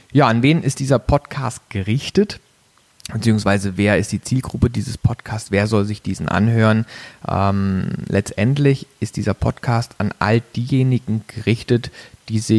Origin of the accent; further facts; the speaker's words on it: Baden-Baden, Baden-Württemberg, Germany; moved away as an adult; bin aufgewachsen in Baden-Baden, kleinen Örtchen äh, in der Nähe vom Schwarzwald. Also ich komme aus dem Süden Deutschlands, habe mein Abitur da gemacht auf einem Wirtschaftsgymnasium